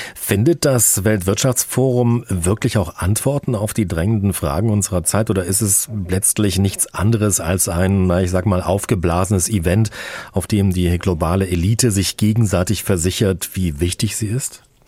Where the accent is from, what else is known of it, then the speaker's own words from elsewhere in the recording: Germany; bei uns in Deutschland